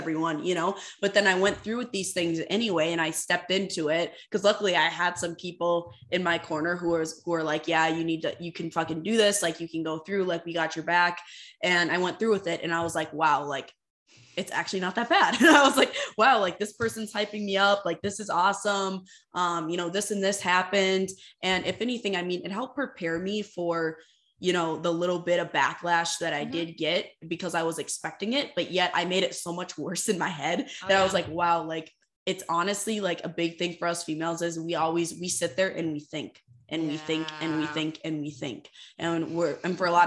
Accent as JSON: {"language": "English", "town": "Fargo", "region": "North Dakota", "country": "United States", "tie": "born or raised there", "also_born_or_lived": "Moorhead, Minnesota", "said": "I'm fully committed to leaving finally my hometown. I've never left the Fargo-Moorhead area."}